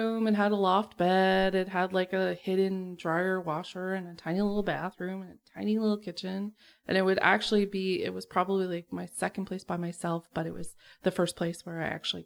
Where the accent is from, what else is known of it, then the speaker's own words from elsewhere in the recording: Keswick, Ontario, Canada; moved away as an adult; right around where I grew up.